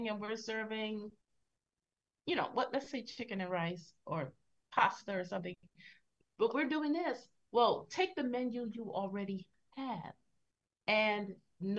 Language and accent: English; Philadelphia, Pennsylvania, United States; I come from Philadelphia. We're big on hoagies and deli slices.